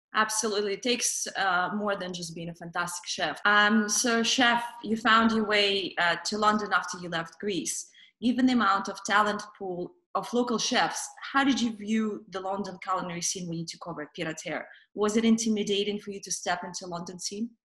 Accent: Russia; moved away; growing up in Russia

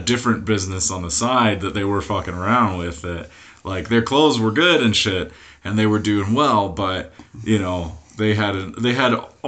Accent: Hawaii, United States; when I was growing up in Hawaii

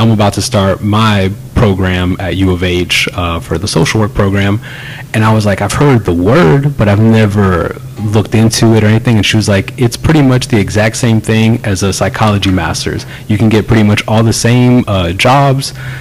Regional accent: Clear Lake, United States; growing up in Clear Lake

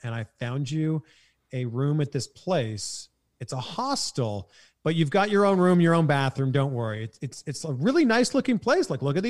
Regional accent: Canada; accent: Canadian; now in California, United States; So I'm happy being a Canadian that lives in California.

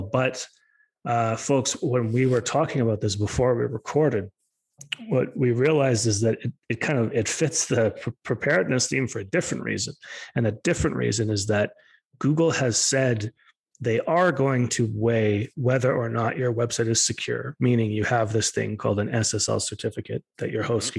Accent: Alberta, Canada; I'm from Alberta

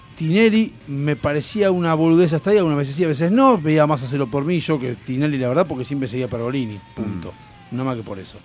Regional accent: Argentina; qué zurdos, asquerosos que somos los argentinos

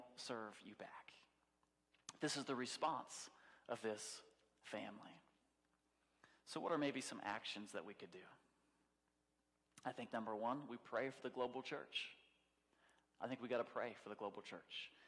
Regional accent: United States; I'm American

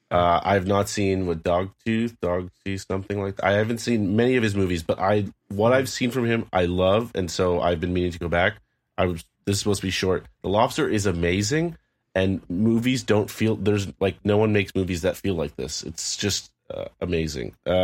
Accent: Canada; Canadians, we can relate.

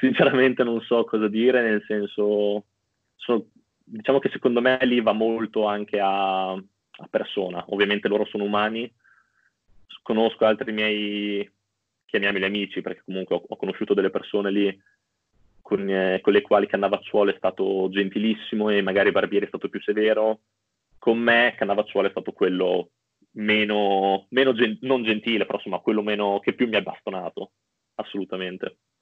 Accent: Bologna, Emilia-Romagna, Italy; sono di Bologna

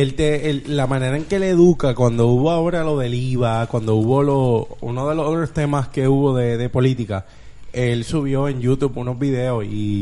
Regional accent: Bayamón, Puerto Rico; yo soy de Bayamón

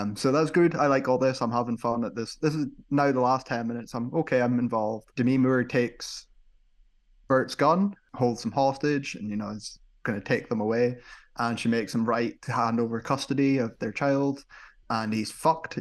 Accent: United Kingdom; as a Brit

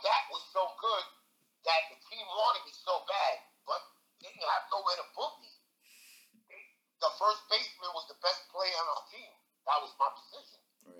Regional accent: New York City, New York, United States; I was born in Long Island City, Queens, Queens Bridge Project.

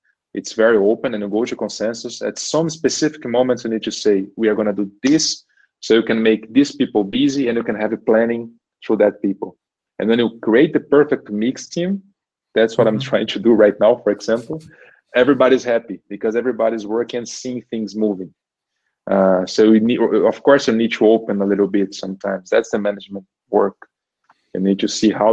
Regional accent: Brazil; first language Portuguese; English is a second language; moved away as an adult; now in Germany; when I come from Brazil

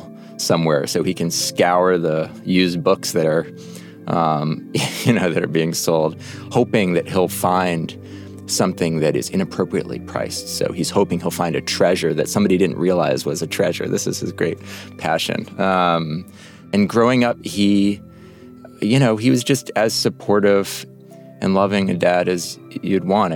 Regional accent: New York City, New York, United States; I grew up on the Upper West Side of New York

